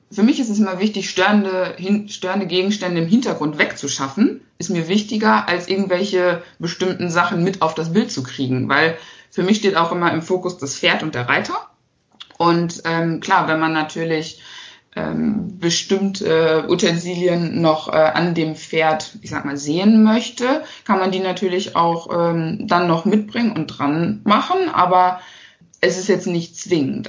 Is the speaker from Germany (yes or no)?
yes; Harsewinkel, North Rhine-Westphalia, Germany; ich komme aus Hasewinkel. Das ist ein äh, kleines Städtchen in der Nähe von Steinhagen.